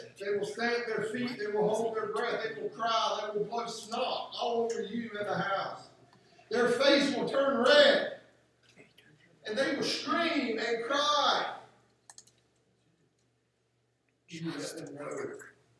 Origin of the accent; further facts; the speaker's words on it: West Virginia, United States; I grew up in West Virginia for a good part of my life.